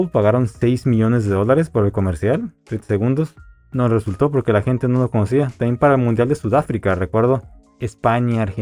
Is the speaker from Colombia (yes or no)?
no; Mexico